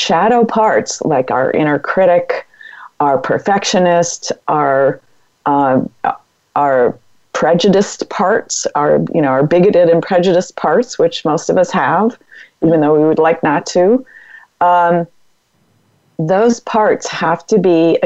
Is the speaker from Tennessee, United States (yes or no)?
no; Massachusetts, United States; now in California, United States; I'm from Massachusetts